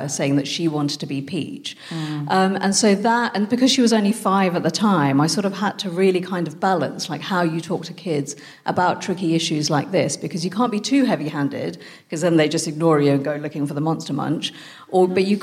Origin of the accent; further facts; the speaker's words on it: United Kingdom; also born or lived in France; I'm British Indian